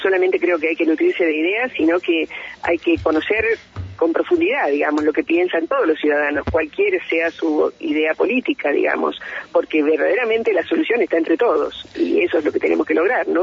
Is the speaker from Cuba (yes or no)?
no; Bahía Blanca, Buenos Aires Province, Argentina; now in Neuquén, Argentina; yo nací en otra provincia, nací en Bahía Blanca, me acogió Neuquén